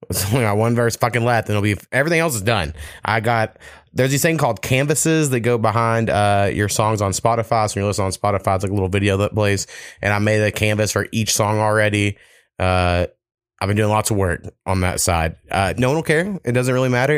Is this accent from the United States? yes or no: yes; United States; I'm American as fuck